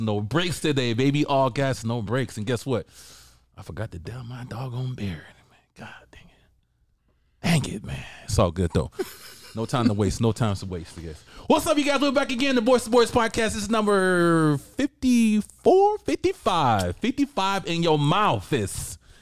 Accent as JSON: {"language": "English", "region": "the South", "country": "United States", "said": "I'm from the South, right? So I pronounce my words different"}